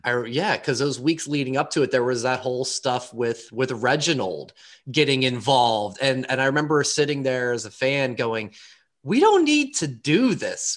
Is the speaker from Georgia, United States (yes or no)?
no; Pittsburgh, Pennsylvania, United States; from Pittsburgh